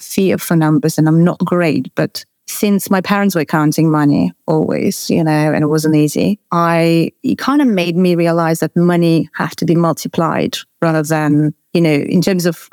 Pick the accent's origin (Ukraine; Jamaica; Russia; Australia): Russia; moved away; I was born in Russia